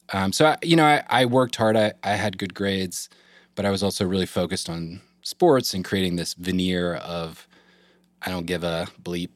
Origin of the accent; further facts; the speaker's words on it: Eastern North Carolina, United States; I grew up in Eastern North Carolina